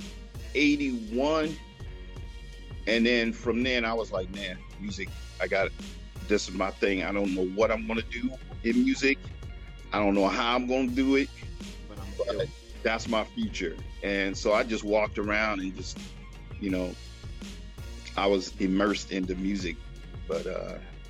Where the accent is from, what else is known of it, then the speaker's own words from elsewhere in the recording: Oakland, California, United States; I grew up in West Oakland and everything was centered around there